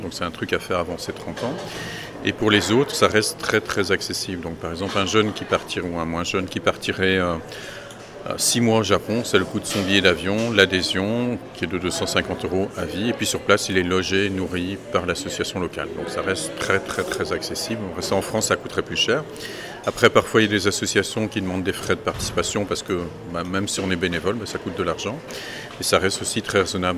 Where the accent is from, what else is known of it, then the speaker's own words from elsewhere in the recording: Belgium; je suis belge